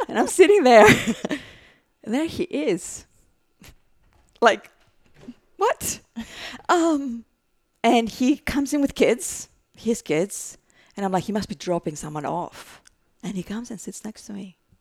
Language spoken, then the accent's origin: English; Greece; English is a second language; now in United States; I have an accent, so I'm from Greece, and then I had a green card for many, many years